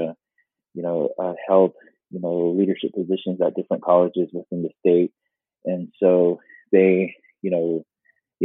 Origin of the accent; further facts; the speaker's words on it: United States; moved away; I was born and raised on the Navajo Reservation.